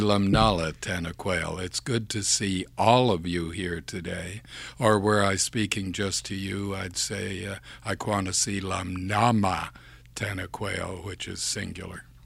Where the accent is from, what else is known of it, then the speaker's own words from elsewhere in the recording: Campbell's Bay, Quebec, Canada; first language English; moved away; also born or lived in Montreal / Toronto; born in Campbell's Bay, Quebec, which is in the Ottawa Valley, sixty miles upriver from the city of Ottawa, on the Quebec side.